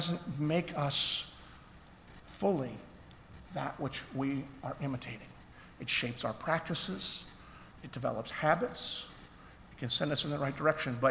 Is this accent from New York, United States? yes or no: no; Philadelphia, Pennsylvania, United States; I grew up in Philadelphia.